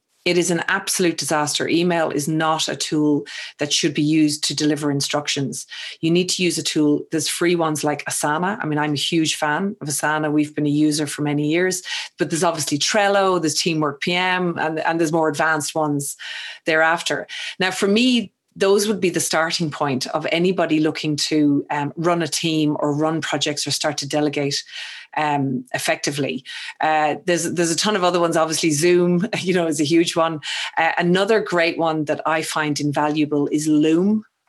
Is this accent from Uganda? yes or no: no; Ireland; I mean, you know, you're English, I'm Irish. I have a habit of speaking too fast, you know, using slang or local vernacular that maybe somebody else mightn't understand.